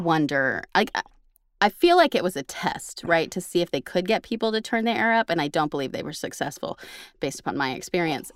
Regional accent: Oklahoma, United States; now in Texas, United States; I'm from Oklahoma and I chose Texas for now.

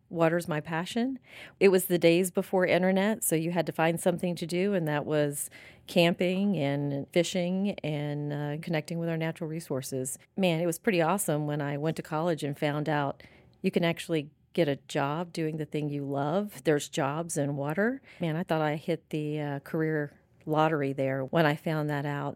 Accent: Pensacola, Florida, United States; born and raised in Florida, raised in Pensacola.

